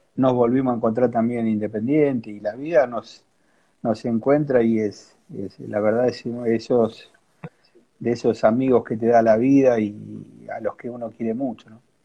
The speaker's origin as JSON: {"language": "Spanish", "town": "Quilmes", "region": "Buenos Aires Province", "country": "Argentina", "tie": "born or raised there", "said": "yo soy de Quilmes, de acá de la zona sur de Gran Buenos Aires"}